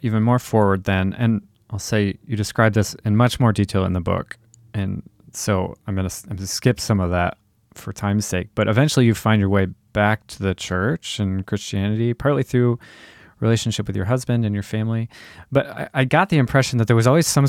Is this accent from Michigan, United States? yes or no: yes; Michigan, United States; I grew up in Michigan, just about a quarter mile from Lake Michigan, and spent most of my childhood in and around lakes